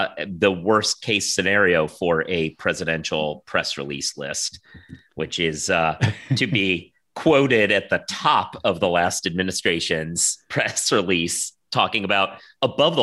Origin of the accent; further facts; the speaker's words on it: West Coast, United States; moved away; I'm originally from the West Coast